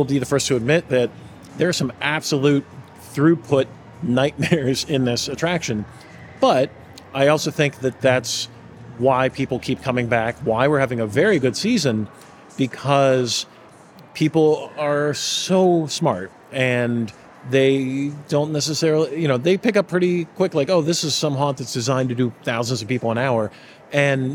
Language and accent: English; Pittsburgh, Pennsylvania, United States; growing up in Pittsburgh and growing up the age I am